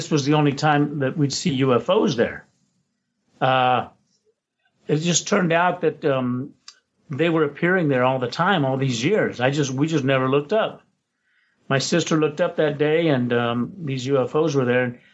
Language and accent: English; Roswell, New Mexico, United States; now in Los Angeles, United States; At that time, I was in Roswell, New Mexico. That's my hometown, by the way.